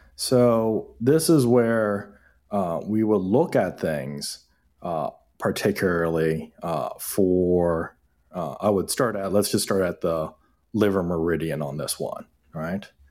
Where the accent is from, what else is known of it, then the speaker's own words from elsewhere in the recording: Hamilton, Ontario, Canada; also born or lived in Toronto; Asian kid growing up in Hamilton, Steel City